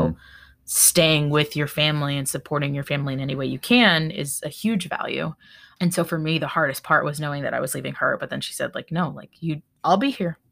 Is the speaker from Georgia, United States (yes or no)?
no; Florida, United States; also born or lived in Baltimore; now in Tennessee, United States; I grew up in Florida. I we live in Tennessee. I lived in Baltimore and then I came back